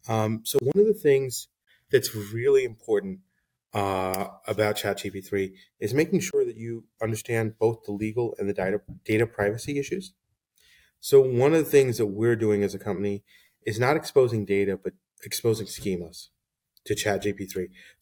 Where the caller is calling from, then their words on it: Washington Crossing, Pennsylvania, United States; So I'm joining from Washington Crossing, Pennsylvania.